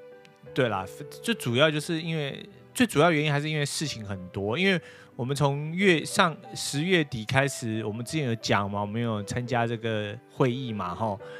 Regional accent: Taiwan; now in United States; 那我们就代表台湾

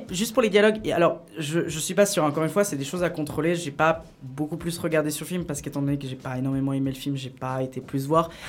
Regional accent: Geneva, Switzerland; moi je suis de Genève

